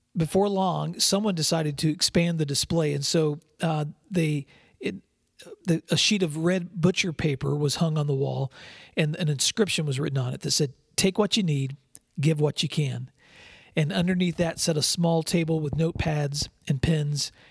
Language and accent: English; West Tennessee, United States; also born or lived in San Diego, California; I grew up in West Tennessee, but my very first years were in San Diego, California, when my dad was stationed there in the Navy